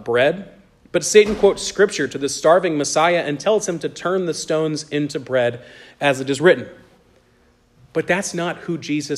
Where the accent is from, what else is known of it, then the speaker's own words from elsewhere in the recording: United States; In my hometown, there was a big church every year around Christmas time that would do a live nativity